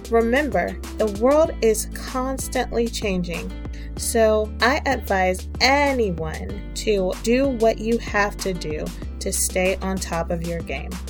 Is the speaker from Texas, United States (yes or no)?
yes; Austin, Texas, United States; moved away as an adult; This journey was not easy, when I left my hometown of Austin, Texas, to attend Morris Brown College in Atlanta, I ended up completing my bachelor's at Georgia State University.